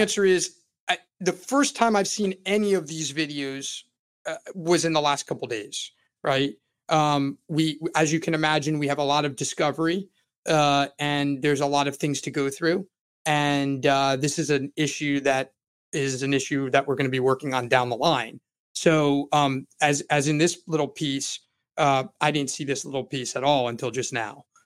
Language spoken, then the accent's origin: English; Florida, United States; I'm born and raised in Florida and have lived more than three-fourths of my life in the state of Florida